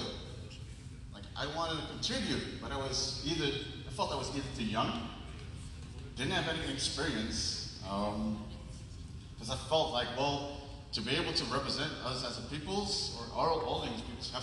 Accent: Maluku, Indonesia; I'm from Maluku. If you don't know where it is right above Australia, between Australia and Philippines.

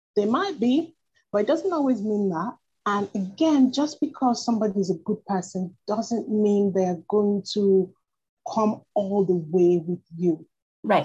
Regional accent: Nigeria; moved away as an adult; also born or lived in United Kingdom; I was born in Nigeria, but I studied in the UK. Um, mm-hmm. I lived and studied in the UK for almost 10 years

